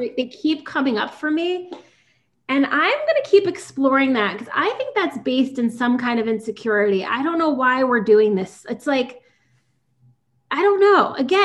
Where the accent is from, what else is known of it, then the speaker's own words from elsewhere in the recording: New York, United States; I'm such a New Yorker